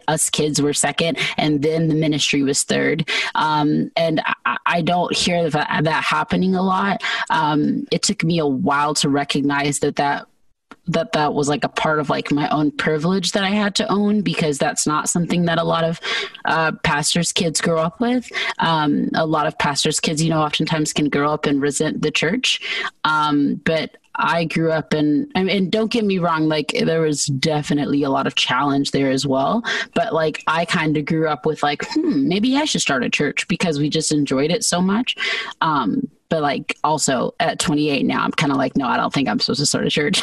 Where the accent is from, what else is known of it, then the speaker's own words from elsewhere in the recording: Georgia, United States; moved away as an adult; also born or lived in California; now in Arizona, United States; when I was about one, we all moved to Georgia. So I spent most of my childhood in Georgia